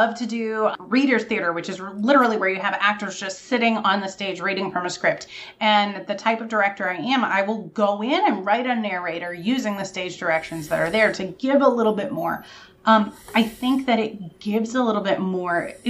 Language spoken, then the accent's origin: English; Vermont, United States; I'm from Vermont